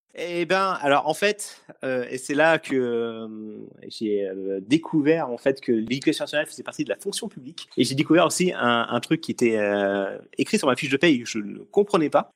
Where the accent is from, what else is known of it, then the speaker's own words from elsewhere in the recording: Essonne, Île-de-France, France; je suis de l'Essonne pour les gens qui nous écoutent. Donc je suis de l'Essonne